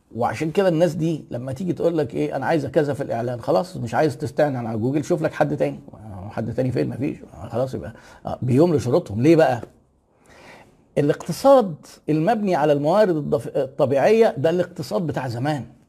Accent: Egypt; احنا عندنا في مصر

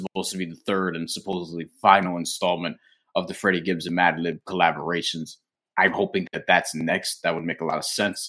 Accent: New York, United States; as a New Yorker

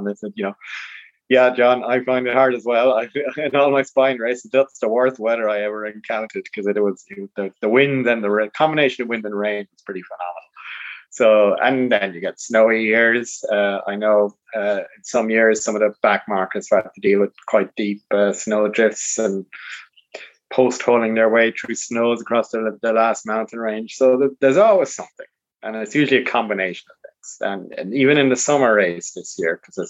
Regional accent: Ireland; also born or lived in London; I moved back to Ireland when I was 5

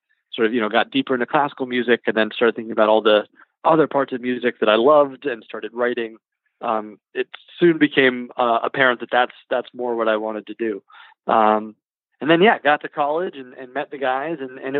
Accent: Louisville, Kentucky, United States; Yeah, I'm from Louisville.

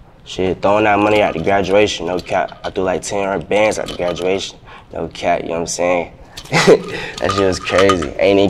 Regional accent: Atlanta, Georgia, United States; it ain't sound like I'm from Atlanta. Like, if you listen to it, you wouldn't think I'm from Atlanta.

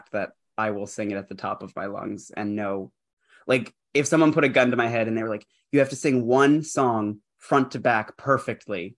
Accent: Canada; I grew up in Canada.

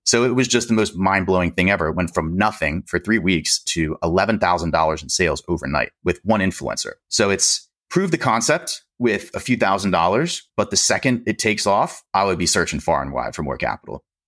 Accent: Pennsylvania, United States; I'm from Pennsylvania.

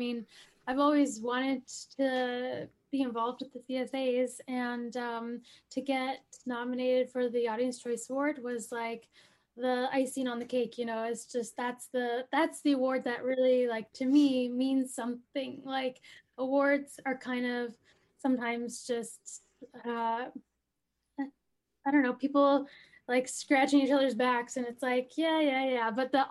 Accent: Coast Salish territory, coast of British Columbia, Canada; now in Winnipeg, Canada; So, I'm from the Coast Salish territory, which is colonially known as British Columbia, the coast of British Columbia. And I currently live in Treaty One territory, which is now known as Winnipeg, and that's in Manitoba. Kind of in central Canada

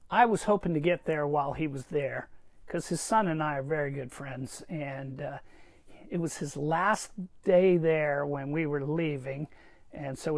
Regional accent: Charleston, South Carolina, United States; I'm from there. so this guy's from my hometown.

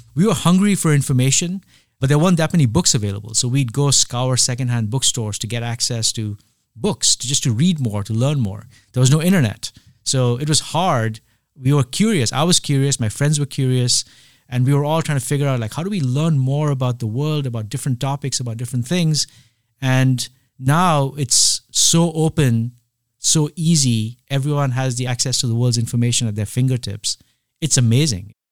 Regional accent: India; moved away; I grew up in India at a time when, uh, it's not the India of today.

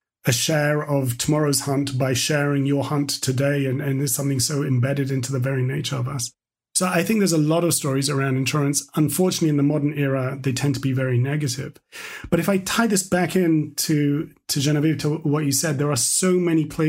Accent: London, United Kingdom; we had a dark room in our house growing up in London

